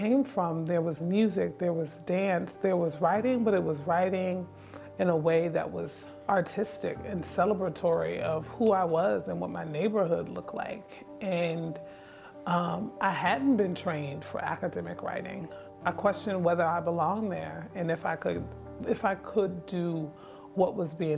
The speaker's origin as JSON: {"language": "English", "town": "Newark", "region": "New Jersey", "country": "United States", "tie": "born or raised there", "moved": "as an adult", "lives_now": "Syracuse, United States"}